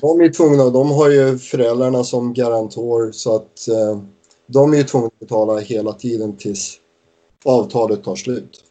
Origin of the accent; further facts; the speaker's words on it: Stockholm, Stockholm County, Sweden; now in Wigan, United Kingdom; nu kommer vi ju från Stockholm